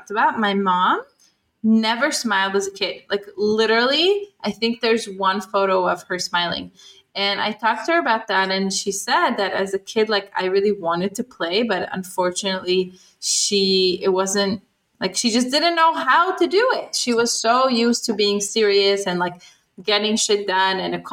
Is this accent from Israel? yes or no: yes; Israel; I was growing up in Israel